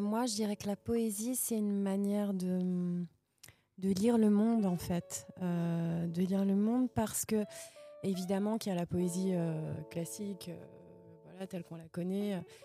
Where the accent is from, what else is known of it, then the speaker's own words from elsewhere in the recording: Verdun, Grand Est, France; moved away as an adult; now in Nancy, France; moi, je suis de la Meuse. Euh, je suis née à Verdun